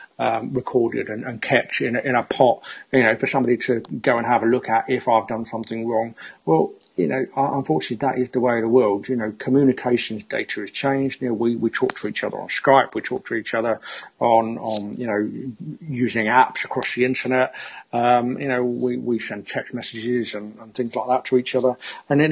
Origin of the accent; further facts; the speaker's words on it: London, United Kingdom; I've lived in London most of my life. You can probably hear from my accent.